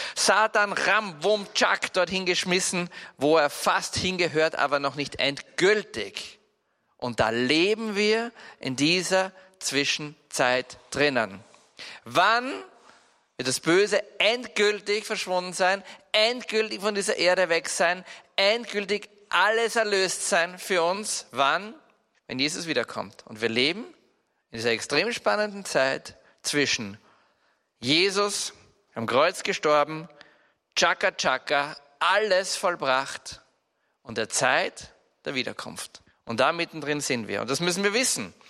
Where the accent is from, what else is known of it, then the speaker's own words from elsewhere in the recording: Salzburg, Austria; Bei uns in Salzburg